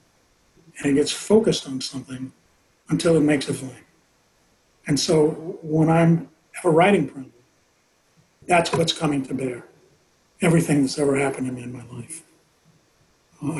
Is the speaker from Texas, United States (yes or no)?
no; Los Angeles, California, United States; I grew up in South Central